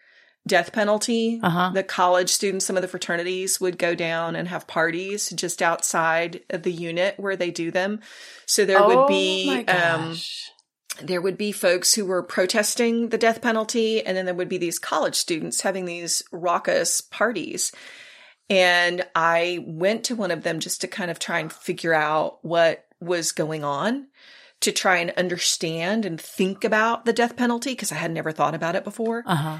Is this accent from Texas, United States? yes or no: yes; South Texas, United States; So I was raised in South Texas, and back in the day, families always went to church on Sundays. That was the thing. So I was raised in the church.